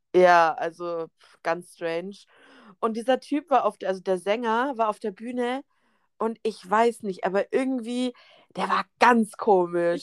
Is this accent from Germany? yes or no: yes; Germany; Wir sind aus Deutschland